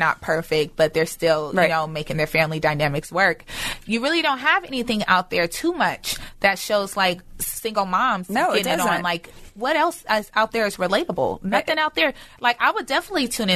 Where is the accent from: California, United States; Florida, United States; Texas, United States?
California, United States; Inglewood; I'm from Inglewood, South Central